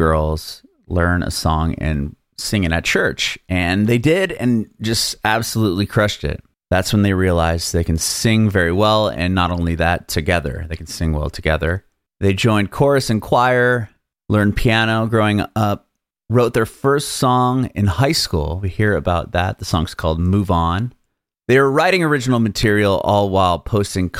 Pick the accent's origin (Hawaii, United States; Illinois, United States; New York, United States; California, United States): California, United States; San Diego; moved away as an adult; now in Nashville, United States; I was born and raised in San Diego as well.